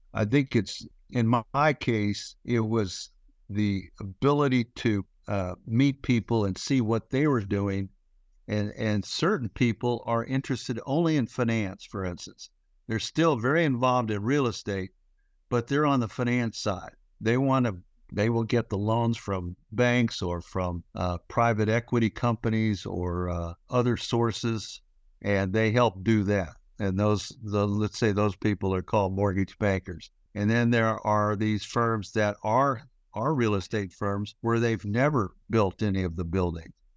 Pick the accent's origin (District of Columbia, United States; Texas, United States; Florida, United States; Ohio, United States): Texas, United States; Houston; moved away as an adult; also born or lived in Memphis, Tennessee / Georgia Tech, Atlanta; I grew up in Texas. Uh, I was born in Memphis, Tennessee, but raised in Houston.